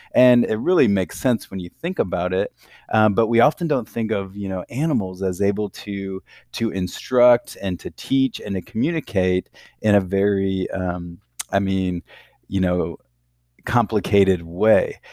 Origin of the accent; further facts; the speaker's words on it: Sioux City, Iowa, United States; I grew up in, um, Iowa, in a city called Sioux City